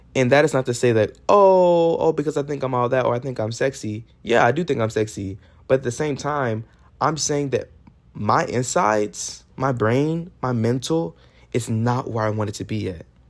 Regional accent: Texas, United States; I'm from Texas

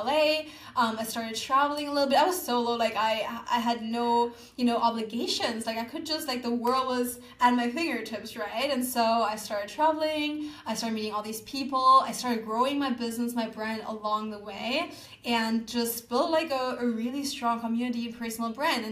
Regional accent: Germany; moved away as an adult; now in Bali, Indonesia; I need to get out of Germany. Like, I don't feel connected to my home country.

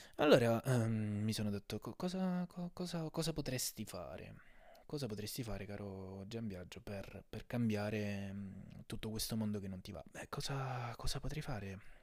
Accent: Sicily, Italy; non so se si sente dall'accento, ma sono anche siciliano

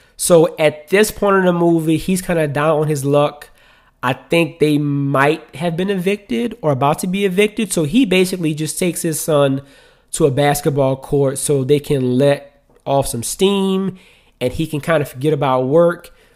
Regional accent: New Orleans, Louisiana, United States; I'm from New Orleans, right? And so in New Orleans, like, when somebody comes in your house, it's very customary for them to speak.

